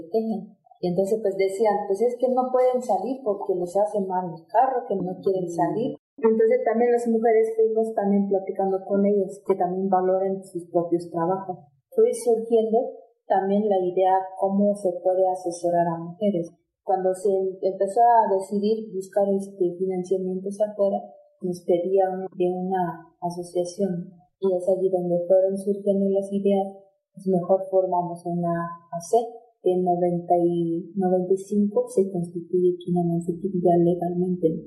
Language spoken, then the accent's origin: Spanish; Tenejapa, Chiapas, Mexico; yo soy de Xixintonic, municipio de Tenejapa